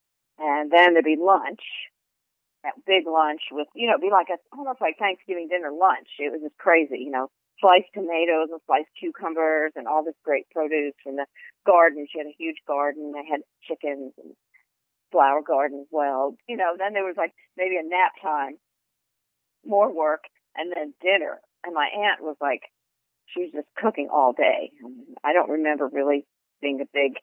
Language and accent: English; New Jersey, United States; also born or lived in Weehawken, New Jersey / Rutherford, New Jersey; I grew up in Weehawken in New Jersey first, and then my family, after my grandmother died, we lived in her house, and we lived in Rutherford, New Jersey